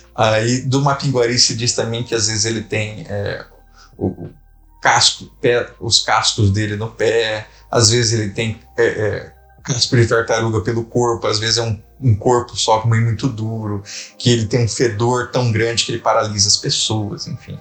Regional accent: Brazil; moved away as an adult; now in Rio de Janeiro, Brazil; tem um registro do lá da minha terra

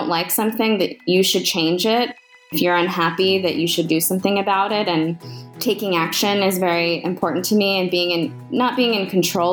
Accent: Miami, Florida, United States; moved away as an adult; now in New York City, United States; I grew up in Miami, Florida. I moved to New York City after college for a job opportunity

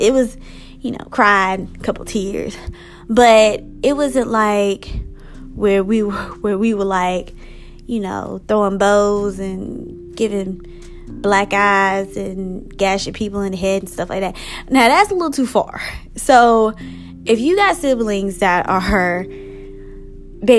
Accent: United States; I'm African American

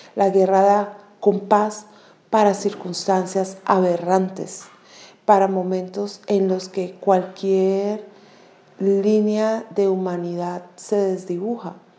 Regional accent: Colombia; como colombianos y colombianas

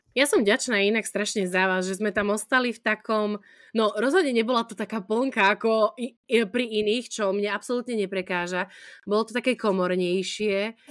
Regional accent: Prešov, Prešov Region, Slovakia; som z Prešova

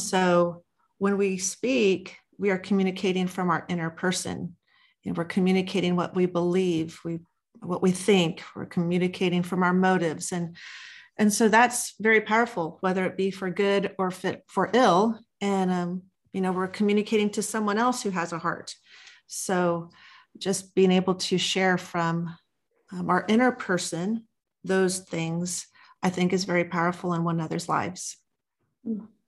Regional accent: Los Angeles, California, United States; moved away as an adult; now in Texas, United States; I'm originally born and raised in Los Angeles, California

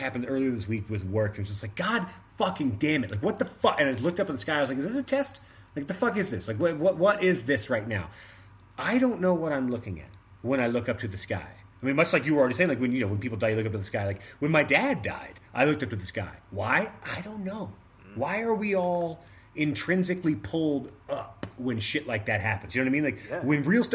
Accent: Austin, Texas, United States; moved away; I grew up in Austin, Texas

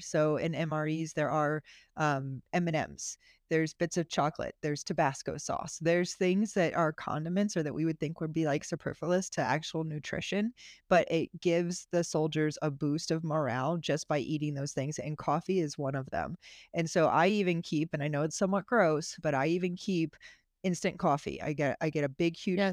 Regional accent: Florida, United States; I'm from Florida

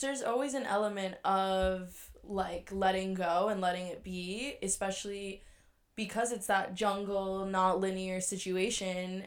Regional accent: New York, United States; moved away as an adult; now in Washington, D.C., United States; I am originally from New York, as well as Alexis

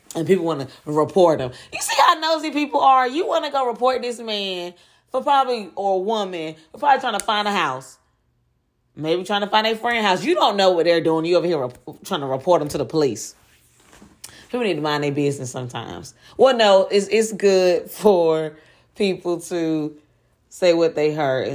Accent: Durham, North Carolina, United States; my hometown of Durham, North Carolina

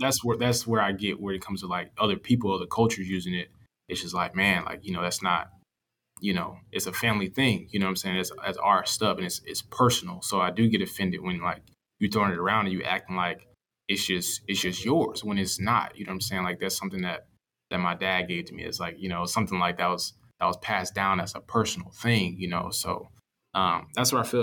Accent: Atlanta, Georgia, United States; when I was growing up, I was from Atlanta, and then my parents moved, or my mom moved, um, my parents about to split, so my mom moved and I moved with her, um, to South Georgia

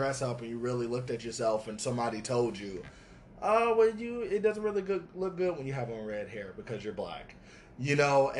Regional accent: Atlanta, Georgia, United States; I'm from Atlanta.

